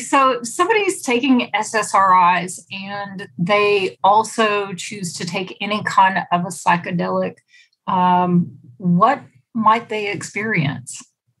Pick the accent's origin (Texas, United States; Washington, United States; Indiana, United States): Texas, United States; here in my home state of Texas